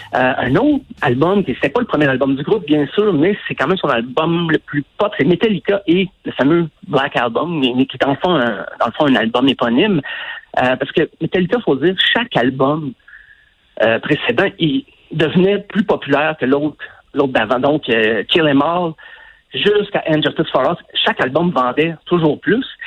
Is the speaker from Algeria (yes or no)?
no; Quebec, Canada; also born or lived in Sherbrooke; J'ai quitté mon patelin, j'allais au cégep